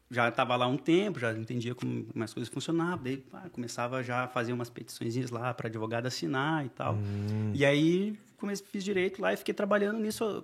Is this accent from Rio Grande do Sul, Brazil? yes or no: yes; Porto Alegre, Rio Grande do Sul, Brazil; moved away as an adult; Não, então, nasci, cresci em Porto Alegre, morei lá até os 19 anos, mais ou menos, quando eu saí do Brasil.